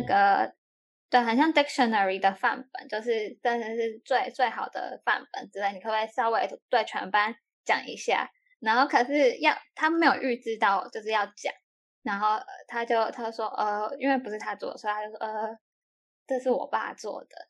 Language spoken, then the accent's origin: Chinese; Taiwan; moved away; 我是台湾人呢